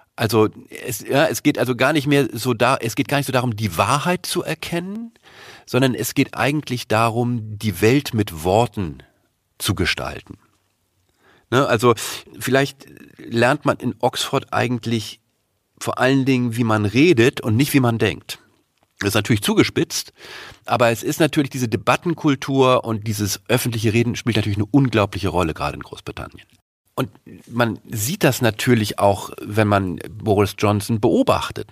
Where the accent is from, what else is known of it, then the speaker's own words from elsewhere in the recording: Germany; uns als Deutsche